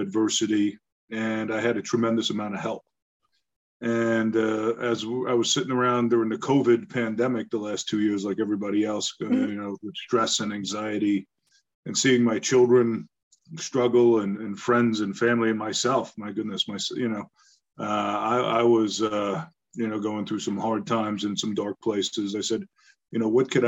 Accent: Long Island, New York, United States; also born or lived in Bronx, New York; We moved out to Long Island, to the suburbs

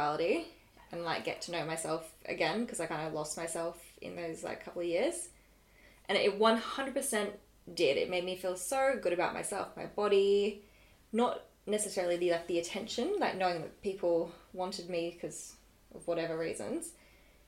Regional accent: Australia; I'm from Australia

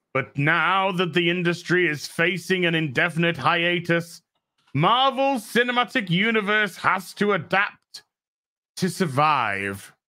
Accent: New Zealand; New Zealander

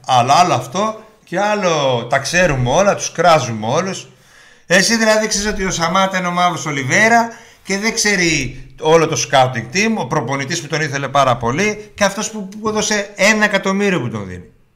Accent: Germany; now in Greece; Εγώ, εγώ που μεγάλωσα στη Γερμανία

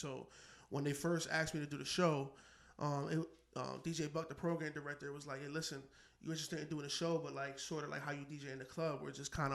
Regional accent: Connecticut, United States; I'm from Connecticut. I represent Connecticut.

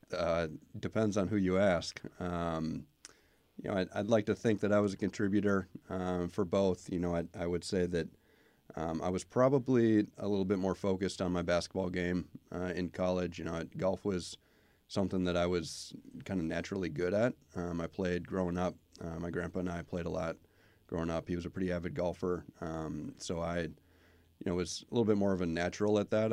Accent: Twin Cities area, Minnesota, United States; moved away as an adult; also born or lived in Wisconsin; now in West Haven, United States; I grew up in Minnesota, uh, in the, in the Twin Cities area.

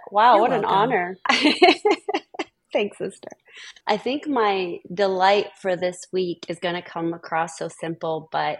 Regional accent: Colorado, United States; moved away; growing up in Colorado, because Colorado is so sunny, right, when it's cold.

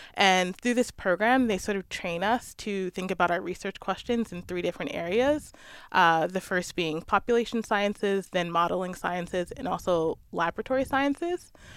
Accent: Maryland, United States; moved away; I grew up in Maryland near the Chesapeake Bay

